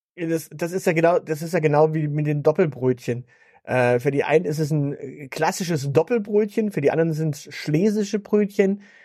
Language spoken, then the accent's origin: German; Stuttgart, Baden-Württemberg, Germany; bei uns in Stuttgart